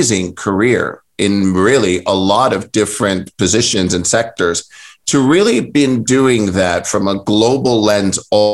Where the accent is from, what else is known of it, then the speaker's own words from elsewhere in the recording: New York City, New York, United States; I'm actually born and raised in New York, and it's an incredibly resilient city